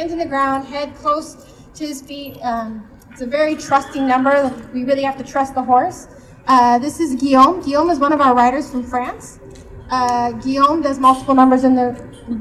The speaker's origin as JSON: {"language": "English", "country": "United States", "said": "I'm American, so I talk to my horses in English"}